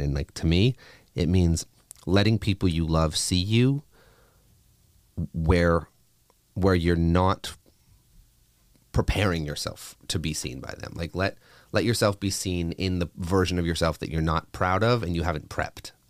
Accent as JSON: {"language": "English", "country": "Canada", "tie": "born or raised there", "said": "a kid growing up in Canada"}